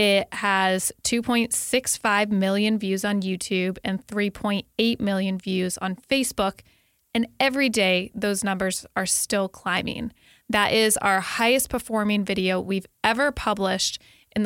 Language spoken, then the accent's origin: English; Connecticut, United States; moved away; my home state of Connecticut